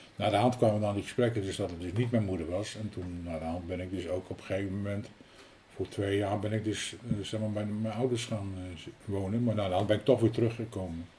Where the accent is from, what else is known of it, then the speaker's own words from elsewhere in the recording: Utrecht, Netherlands; Ik ben hier geboren in de Zenestraat, de oude Zenestraat nummer 18.